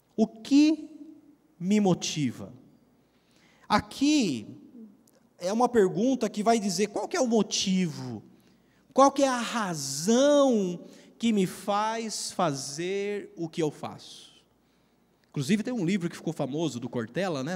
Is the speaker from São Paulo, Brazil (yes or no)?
yes; Piracicaba, São Paulo, Brazil; moved away as an adult; also born or lived in Curitiba; eu sou de Piracicaba, né? a gente é daqui, nós, nossa família, tudo tal